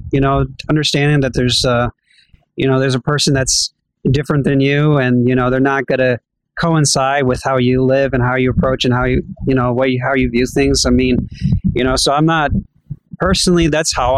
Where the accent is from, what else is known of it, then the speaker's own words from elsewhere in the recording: Georgia, United States; also born or lived in New Jersey; I was born in New Jersey, and I was 3 months old, and then right away we went down to Georgia, and I've been here ever since